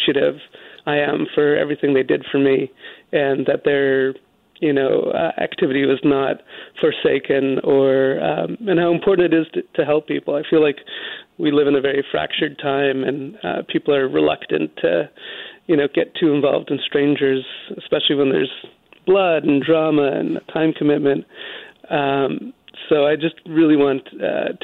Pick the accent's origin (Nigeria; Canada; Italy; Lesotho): Canada; Vancouver, British Columbia; now in New York, United States; I live in New York. I grew up in Vancouver.